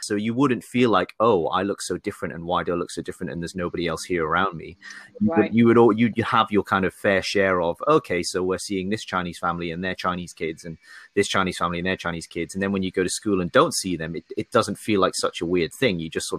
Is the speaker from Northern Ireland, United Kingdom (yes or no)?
no; Newcastle, North East England, United Kingdom; also born or lived in Sunderland; And then I grew up basically in Newcastle, which is, pretty much the same from an accent perspective, but very much not the same from a footballing perspective.